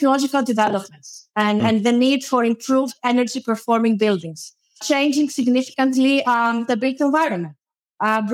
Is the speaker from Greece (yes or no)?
yes; Greece; moved away as an adult; also born or lived in Ispra, Italy; In 2012, I moved back to my home country